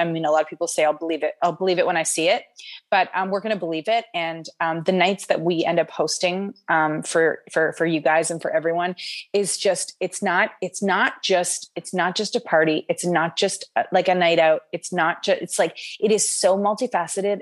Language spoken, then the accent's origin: English; Canada; we're from Canada